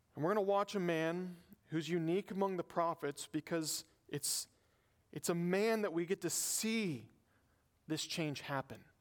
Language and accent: English; the South, United States; I'm from the South